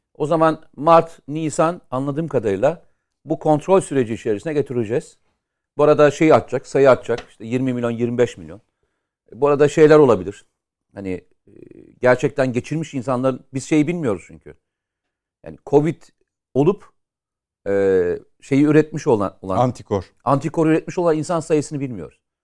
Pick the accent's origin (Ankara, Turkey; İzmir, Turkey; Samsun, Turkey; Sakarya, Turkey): Samsun, Turkey; benim şehrim de orada. Yani Samsun